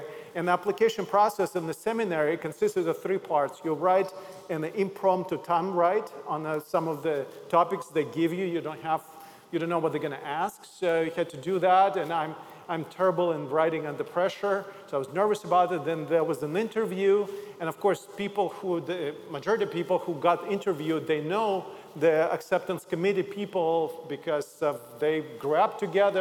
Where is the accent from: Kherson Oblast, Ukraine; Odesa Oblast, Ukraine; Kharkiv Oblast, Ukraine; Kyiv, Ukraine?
Odesa Oblast, Ukraine; Odesa; moved away as an adult; also born or lived in Zaoksky, Russia; I'm originally from Odessa, Ukraine